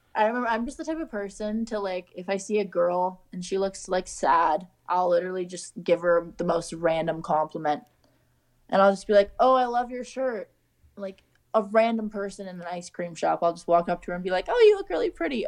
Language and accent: English; Canada; as a Canadian, you feel like you're at home